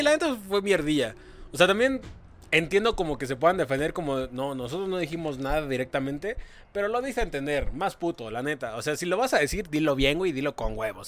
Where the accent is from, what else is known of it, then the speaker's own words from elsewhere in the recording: Mexico; así somos los mexicanos